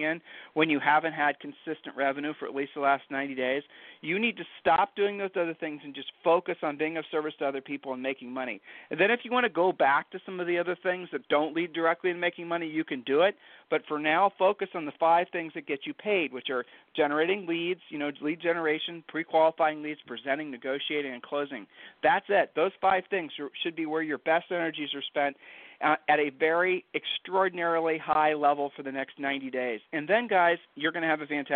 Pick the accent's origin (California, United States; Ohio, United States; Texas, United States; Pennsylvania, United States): Ohio, United States; we're from Ohio, so I'll just use an Ohio saying for you